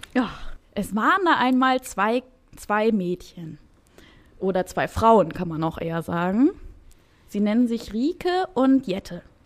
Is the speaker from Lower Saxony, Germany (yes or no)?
yes; Wolfsburg, Lower Saxony, Germany; moved away; ich bin in Wolfsburg, Wolfsburg groß geworden